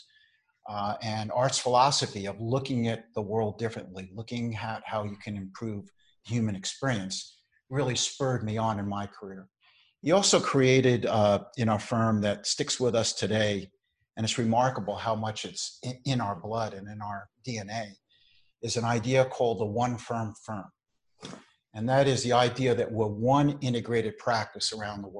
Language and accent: English; New York City, New York, United States; I grew up, I was born in the Bronx, New York.